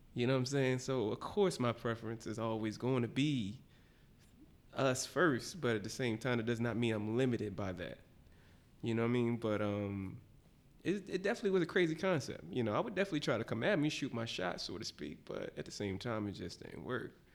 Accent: Philadelphia, Pennsylvania, United States; I'm from the bottom, West Philly.

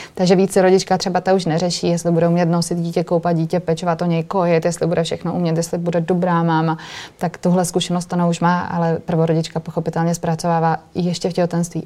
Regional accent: Moravia, Czechia; also born or lived in Brno; ve Vyškově u nás na Moravě

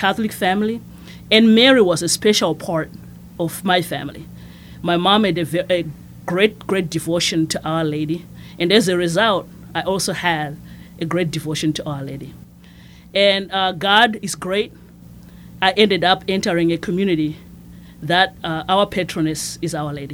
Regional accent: Masvingo, Zimbabwe; moved away as an adult; also born or lived in Shreveport, Louisiana; now in Lafayette, United States; I was born and raised in Zimbabwe

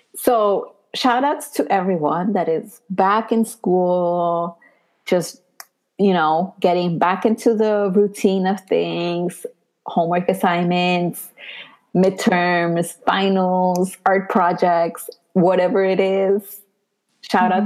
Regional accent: Puebla, Mexico; now in New York, United States; I am from Puebla

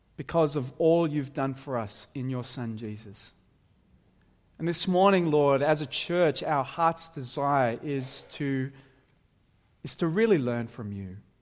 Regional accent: Wollongong, New South Wales, Australia; moved away; I'm originally from Wollongong

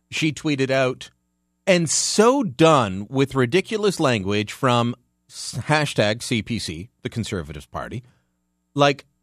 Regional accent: Hamilton, Ontario, Canada; She's from my hometown of Hamilton. She just sounds like a hoser from The Hammer. That's no offense to you, Catherine. That's how we sound down there.

